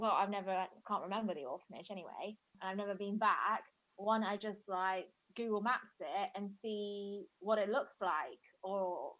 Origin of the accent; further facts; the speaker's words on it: Bristol, South West England, United Kingdom; also born or lived in Hefei, Anhui, China; From England. Yay! I'm from Bristol, and I've lived here for the whole of my life. And I was adopted in 97. When I was 18 months old. I'm from Hefei, Anhui province.